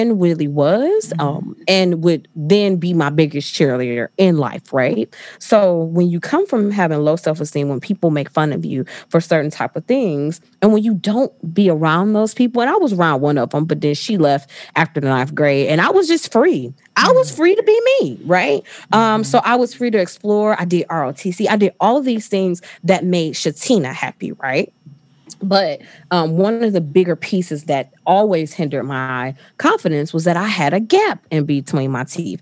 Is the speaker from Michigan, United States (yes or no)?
yes; Detroit, Michigan, United States; I am from Detroit. Probably should share that, but I'm from Detroit. So I went to one of the big three.